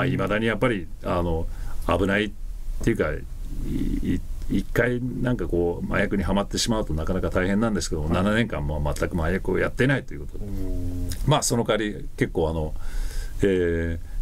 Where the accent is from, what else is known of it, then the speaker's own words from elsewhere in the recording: United States; 我々アメリカ人